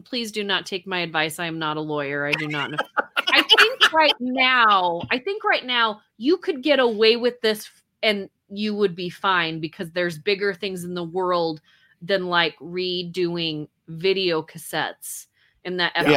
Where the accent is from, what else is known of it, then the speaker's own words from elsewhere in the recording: Taylorsville, Utah, United States; I grew up in Taylorsville, Utah, went to that high school